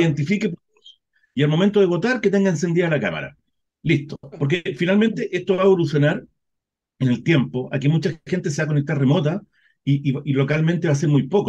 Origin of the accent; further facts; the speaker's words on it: Chile; estamos en Chile, nosotros sabemos cómo somos los chilenos